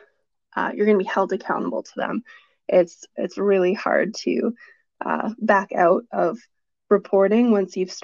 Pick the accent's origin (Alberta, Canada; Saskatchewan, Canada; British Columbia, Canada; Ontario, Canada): British Columbia, Canada; Vancouver; moved away as an adult; also born or lived in Toronto; now in Calgary, Canada; growing up in Vancouver and a little bit of my childhood in Toronto